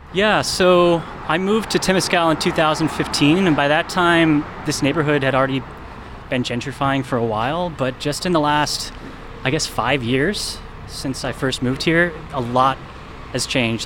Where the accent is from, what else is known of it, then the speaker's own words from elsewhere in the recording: Sonoma, California, United States; also born or lived in Chicago / Louisville, Kentucky; now in Oakland, United States; I grew up in Sonoma, which is very white, but I'm half Japanese